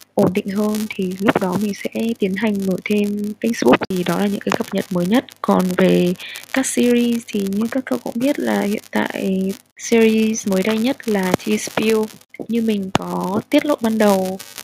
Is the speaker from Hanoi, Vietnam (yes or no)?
yes; Hanoi, Vietnam; sinh ra và lớn lên ở Hà Nội